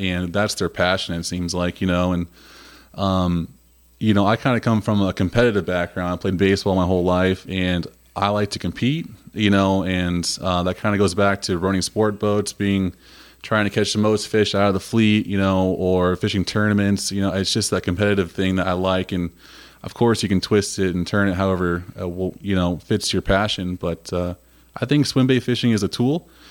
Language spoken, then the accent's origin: English; Huntington, United States; growing up in Huntington